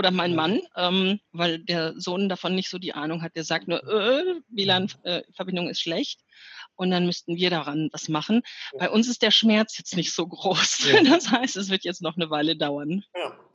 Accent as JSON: {"language": "German", "region": "North Rhine-Westphalia", "country": "Germany", "tie": "born or raised there", "said": "Ich bin aufgewachsen im Ruhrgebiet und mein Vater war auf der Zeche und mhm."}